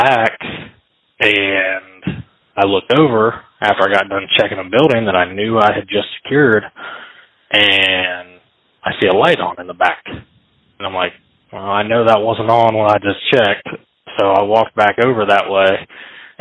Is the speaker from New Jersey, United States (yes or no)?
no; Baltimore, Ohio, United States; also born or lived in Columbus, Ohio; My family, we moved to the Baltimore area, which is about 20, 30 minutes north of the BIS prison. So I've lived in the area my whole life